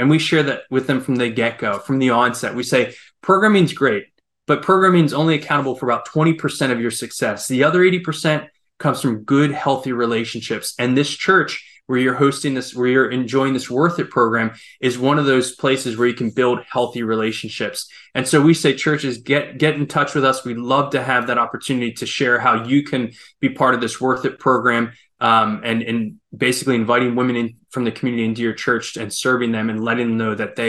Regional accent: Ukraine; I grew up as a missionary kid. I grew up in Ukraine.

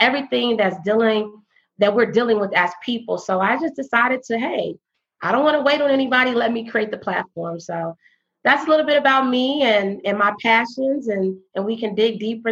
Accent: south of Chicago, Illinois, United States; moved away as an adult; also born or lived in Bloomington, Illinois; now in Dallas, United States; I am from Illinois, south of Chicago. I was relocated to Dallas, Texas in 2012

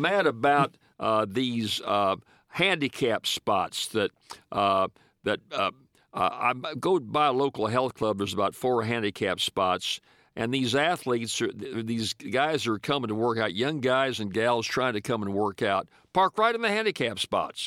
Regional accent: Louisiana, United States; my home state of Louisiana

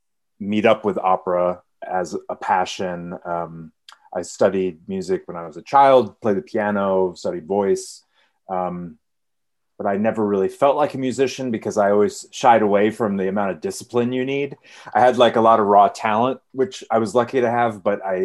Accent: Cooperstown, New York, United States; moved away; I'm originally from Cooperstown, New York, which is like 2 hours from where I am now.

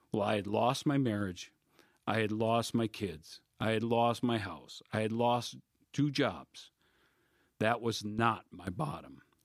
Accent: Wisconsin, United States; moved away as an adult; also born or lived in Palo Alto, California / Denver, Colorado; all of them within 60 miles of my hometown

